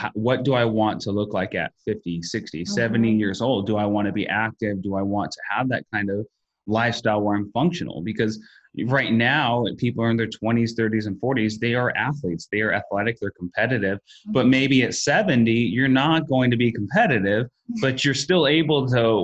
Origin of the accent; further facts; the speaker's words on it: United States; as Americans